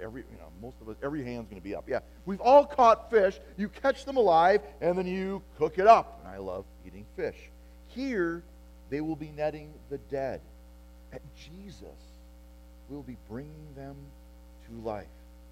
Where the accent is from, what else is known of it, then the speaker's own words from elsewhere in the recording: Appleton, Wisconsin, United States; yeah, for me, I grew up in Appleton, Wisconsin, and getting close to graduation, when I graduated in 1988 from high school, the question was, what factory will you work in, or what branch of military will you serve in?